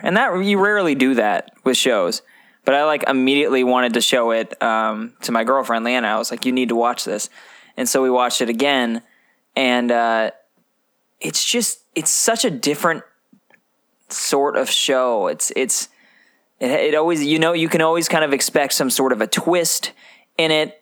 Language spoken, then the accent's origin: English; Oregon, United States; moved away; also born or lived in Montana; we're from Oregon and then Montana